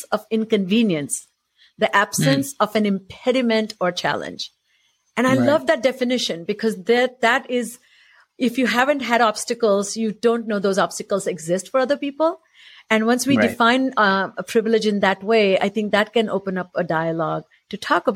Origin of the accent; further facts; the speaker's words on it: India; moved away; I'm Indian